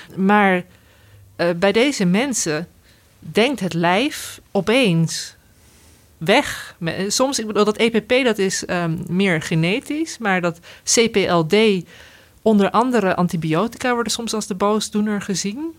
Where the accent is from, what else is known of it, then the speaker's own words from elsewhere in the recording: Veluwe, Gelderland, Netherlands; we komen van de Veluwe